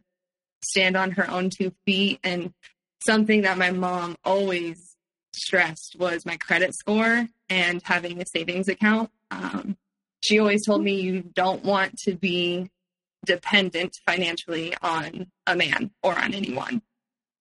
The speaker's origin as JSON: {"language": "English", "town": "Palo Alto", "region": "California", "country": "United States", "tie": "born or raised there", "also_born_or_lived": "San Francisco", "said": "I grew up in Palo Alto and then moved to San Francisco later on."}